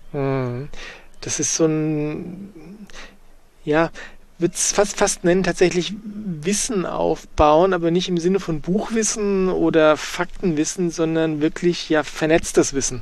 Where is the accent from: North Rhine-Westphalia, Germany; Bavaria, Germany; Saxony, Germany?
Bavaria, Germany; bei uns in Bayern